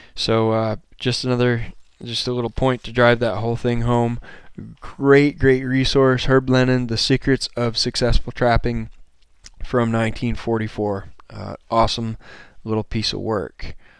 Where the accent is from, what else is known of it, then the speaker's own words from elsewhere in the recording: Maine, United States; moved away as an adult; now in Montana, United States; I'm from Maine